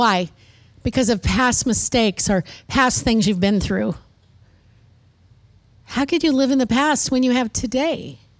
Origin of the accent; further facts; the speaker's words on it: Midwest, United States; now in Texas, United States; when I first moved to Texas, it was such a culture shock. And maybe you can't understand this, but I was raised in the Midwest where I learned how to talk normal. Then I moved to Texas.